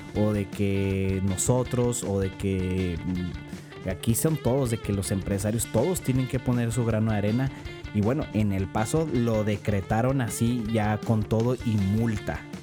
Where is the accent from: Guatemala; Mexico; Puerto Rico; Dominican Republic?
Mexico; northern Mexico; accent: norteño; mi acento es norteño